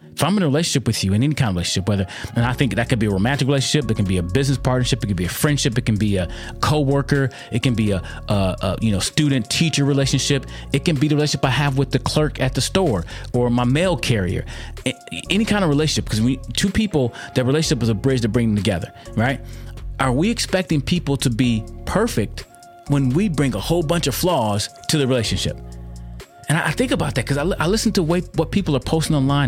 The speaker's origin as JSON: {"language": "English", "country": "United States", "said": "My heritage that I can see comes from America. I'm an American."}